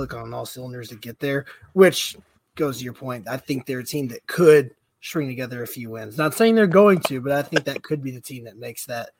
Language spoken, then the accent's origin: English; St. Louis, Missouri, United States; We're from St. Louis.